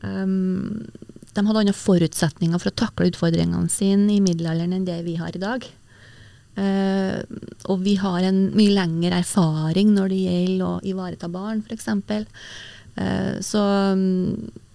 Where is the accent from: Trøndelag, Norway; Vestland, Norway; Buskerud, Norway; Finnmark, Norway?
Trøndelag, Norway; Verdal; særlig fra Verdals, Verdalstinget, der, eh, som er heimgården min, eller mm. heimplassen min